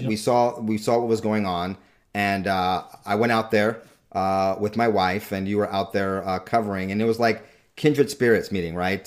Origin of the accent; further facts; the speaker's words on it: Southern California, United States; I grew up mostly in Southern California